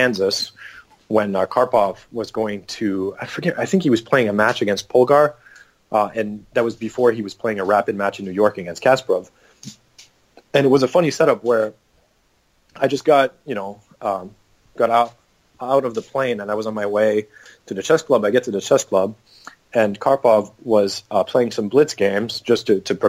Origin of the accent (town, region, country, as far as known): Canada